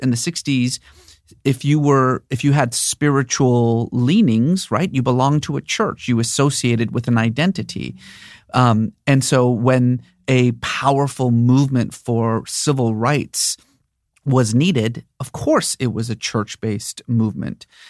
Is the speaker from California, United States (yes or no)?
yes; Bay Area, California, United States; also born or lived in Iran / Boston / New York; I was born in Iran, but I grew up mostly in the Bay Area